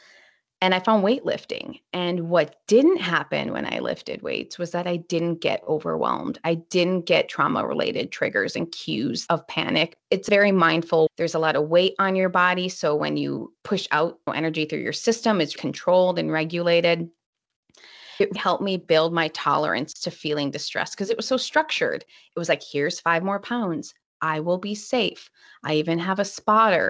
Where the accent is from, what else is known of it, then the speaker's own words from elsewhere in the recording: Minnesota, United States; I'm from Minnesota, so it's usually kind of cold.